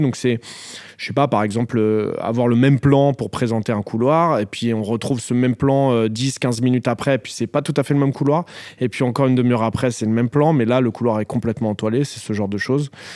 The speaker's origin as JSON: {"language": "French", "town": "Noisy-le-Grand", "region": "Île-de-France", "country": "France", "tie": "born or raised there", "said": "là où j'ai grandi"}